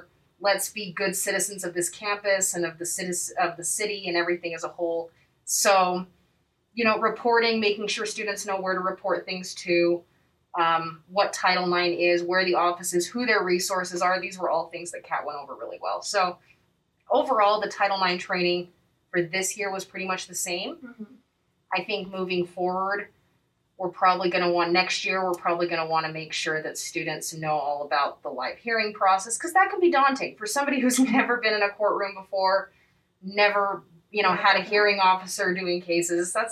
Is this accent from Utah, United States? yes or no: yes; Utah, United States; also born or lived in Boston; I grew up here in Utah.